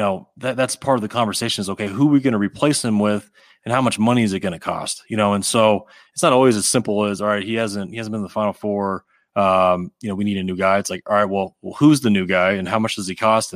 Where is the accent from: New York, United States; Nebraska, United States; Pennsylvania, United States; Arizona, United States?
Arizona, United States; growing up in Arizona